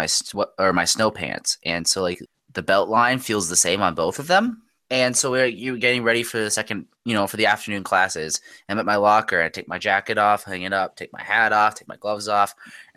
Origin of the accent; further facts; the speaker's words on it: United States; us American